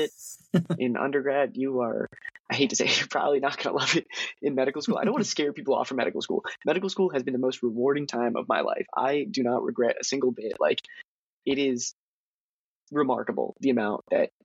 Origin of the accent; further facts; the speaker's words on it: Harrisburg, Pennsylvania, United States; moved away as an adult; now in Philadelphia, United States; my hometown of Harrisburg